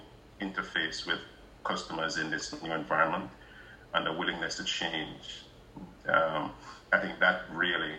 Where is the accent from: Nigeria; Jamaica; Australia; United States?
Jamaica; moved away; So I'm originally from Jamaica